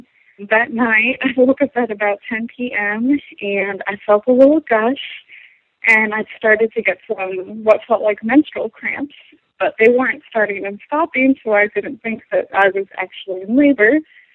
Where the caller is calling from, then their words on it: Atlanta, Georgia, United States; I'm from Atlanta, Georgia